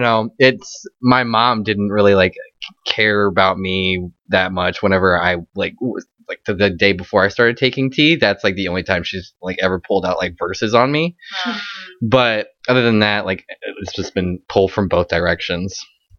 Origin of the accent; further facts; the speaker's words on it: the South, United States; growing up in the South